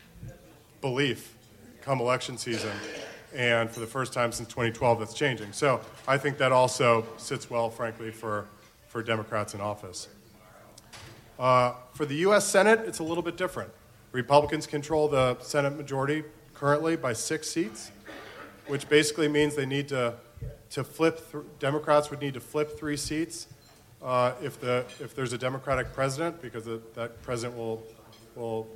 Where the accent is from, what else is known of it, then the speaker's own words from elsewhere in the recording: Florida, United States; my home state of Florida